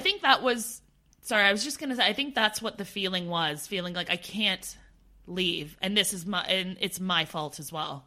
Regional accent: Canada; now in United Kingdom; being Canadian at the time, I didn't have my British citizenship

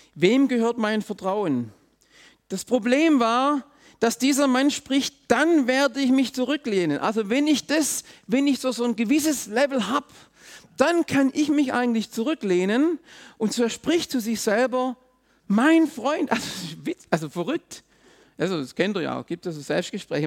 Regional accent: Swabia, Germany; auch ich bin im Schwabenland aufgewachsen

